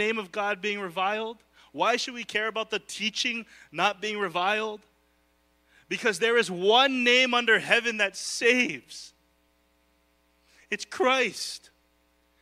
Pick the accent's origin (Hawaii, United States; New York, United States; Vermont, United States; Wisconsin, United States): Hawaii, United States; I am Filipino. I will be Filipino. I will be local. I'm a local boy. It's who I am. You can take the boy from the island